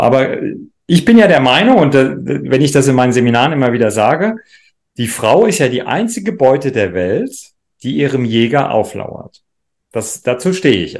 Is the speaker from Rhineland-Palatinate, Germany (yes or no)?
yes; Rhineland-Palatinate, Germany; ich komme ja aus dem Rheinland-Pfälzischen